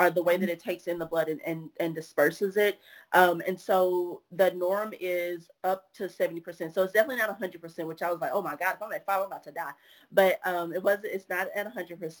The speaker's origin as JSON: {"language": "English", "town": "Orange", "region": "Texas", "country": "United States", "tie": "born or raised there", "moved": "yes", "said": "Hurricane Harvey was hitting my hometown, or was on its way to hit my hometown. So my mama had to leave my family back in Orange"}